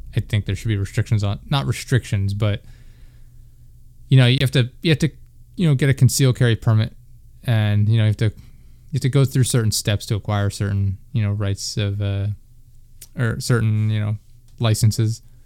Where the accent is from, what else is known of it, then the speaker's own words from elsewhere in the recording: Pennsylvania, United States; I'm from Pennsylvania